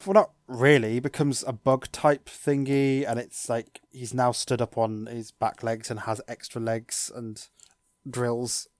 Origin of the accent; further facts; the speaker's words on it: United Kingdom; we're British